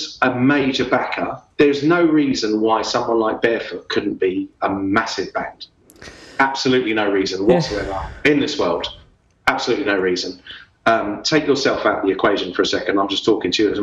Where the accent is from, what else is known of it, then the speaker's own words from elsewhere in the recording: London, United Kingdom; moved away as an adult; also born or lived in Dublin, Ireland; now in Australia; I kind of grew up from an Irish family playing Irish music, but then I grew up in London in the late 70s, early 80s